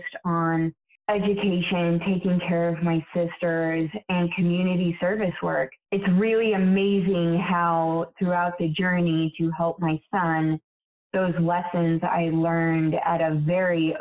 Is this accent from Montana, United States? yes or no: yes; Billings, Montana, United States; also born or lived in Yellowstone; Raised in Billings, born outside of Yellowstone